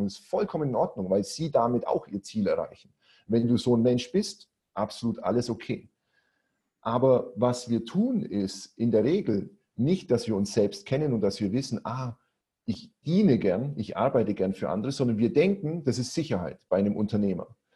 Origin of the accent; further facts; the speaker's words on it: Augsburg, Bavaria, Germany; accent: Swabian; moved away as an adult; now in Cyprus; ich komme aus Augsburg, ne, auf Schwäbisch, Mai Bur